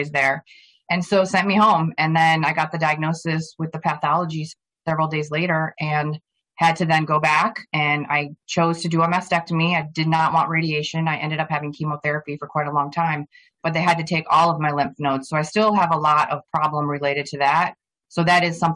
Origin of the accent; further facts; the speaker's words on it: Plantation, Florida, United States; also born or lived in Flint, Michigan; I grew up in Plantation, Florida, which is a suburb of Fort Lauderdale